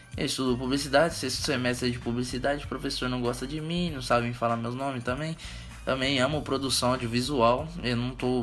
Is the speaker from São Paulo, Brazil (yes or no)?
yes; Suzano, São Paulo, Brazil; Eu sou de Suzano, Suzano São Paulo.